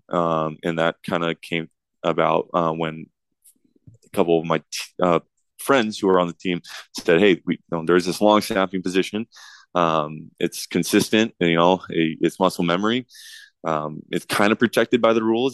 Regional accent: Southern California, United States; growing up in Southern California around the U S C Trojans

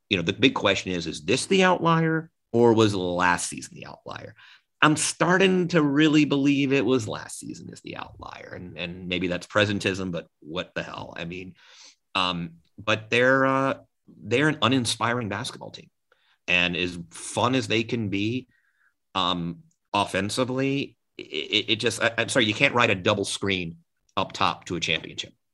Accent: Atlanta, Georgia, United States; I'm from Atlanta and you know I grew up with this team

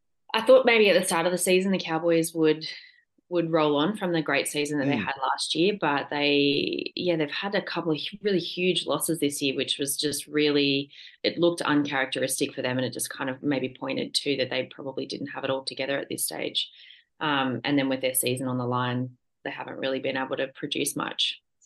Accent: Wagga Wagga, New South Wales, Australia; I'm from Wagga, so that's where everyone kind of played footy or netball or was involved in some kind of footy club growing up

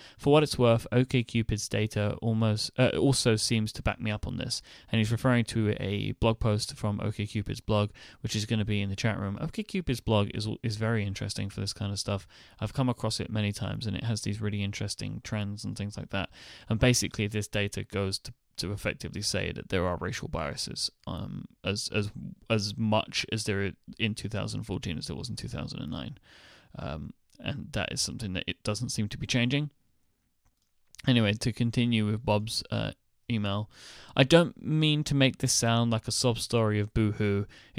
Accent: India; now in United States; I'm an Indian guy in my mid-20s who has lived in the US for 7 years until very recently.

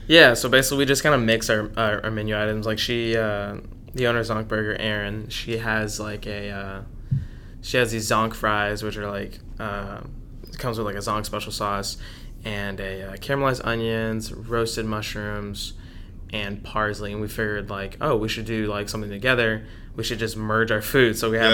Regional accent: Dallas, Texas, United States; was born and raised in Dallas

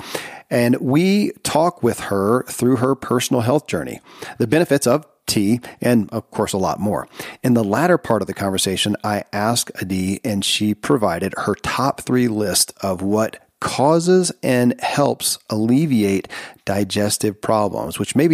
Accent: Kentucky, United States; born or raised there

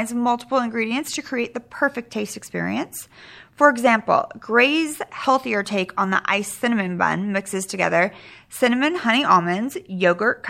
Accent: Sacramento, California, United States; I grew up in Sacramento

